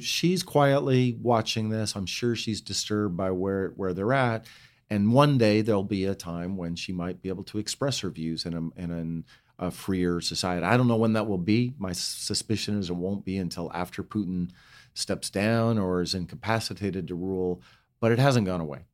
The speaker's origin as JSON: {"language": "English", "town": "Bozeman", "region": "Montana", "country": "United States", "tie": "born or raised there", "also_born_or_lived": "Butte, Montana", "moved": "yes", "lives_now": "Palo Alto, United States", "said": "we moved from Butte to Bozeman"}